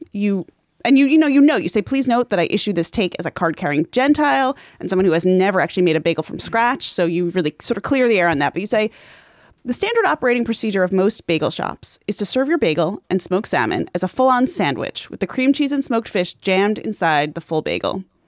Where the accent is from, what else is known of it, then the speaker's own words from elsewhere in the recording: Long Island, New York, United States; I grew up on Long Island where I had a bar mitzvah